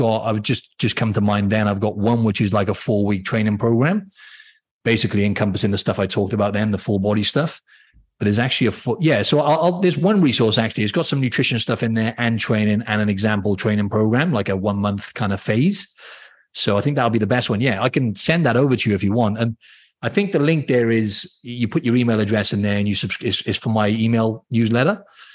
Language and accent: English; Cardiff, Wales, United Kingdom; accent: Welsh; So for anyone who doesn't know, in Wales, I'm from the city, the capital, C